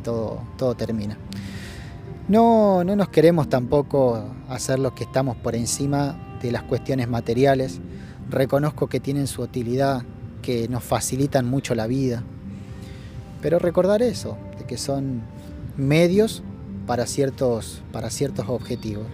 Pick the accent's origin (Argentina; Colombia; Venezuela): Argentina; Rafaela, Santa Fe; la ciudad de donde vengo, de Rafaela